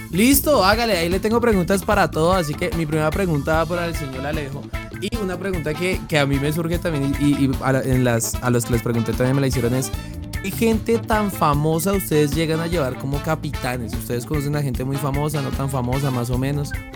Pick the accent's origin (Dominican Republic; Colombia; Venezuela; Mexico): Colombia; Sogamoso, Boyacá; yo soy de Sogamoso, que es un pueblo ahí medianamente pequeño, medianamente grande. Un pueblo ahí mediano de, Boyacá